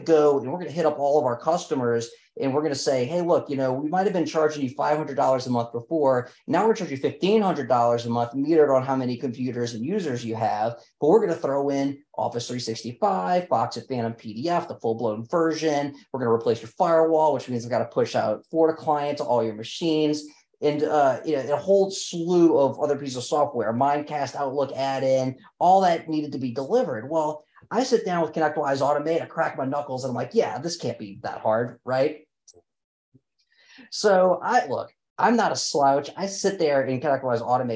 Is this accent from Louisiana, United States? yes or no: yes; New Orleans, Louisiana, United States; we're both from New Orleans